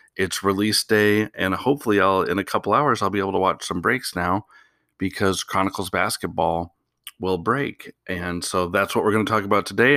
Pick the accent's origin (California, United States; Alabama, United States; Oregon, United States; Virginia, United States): Oregon, United States; Portland; I'm from Portland.